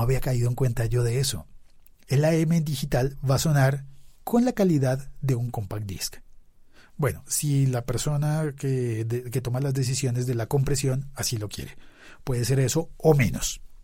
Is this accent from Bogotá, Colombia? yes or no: yes; Bogotá, Colombia; Estaba yo en Bogotá, donde yo vivía, donde yo nací